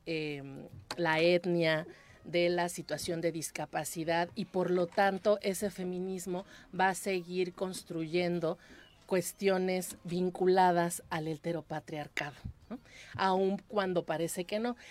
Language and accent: Spanish; Mexico City, Mexico; now in Cuernavaca, Mexico; vivo en una ciudad como Cuernavaca, que nací en la Ciudad de México